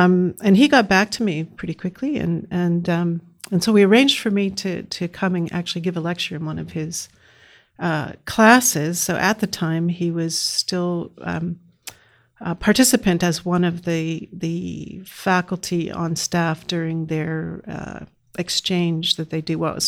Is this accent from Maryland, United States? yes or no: no; Boston, Massachusetts, United States; I grew up in the Boston area.